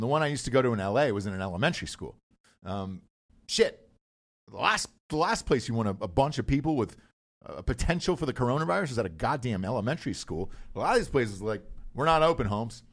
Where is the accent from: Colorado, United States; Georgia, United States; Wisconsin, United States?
Georgia, United States; Atlanta; I'm from Atlanta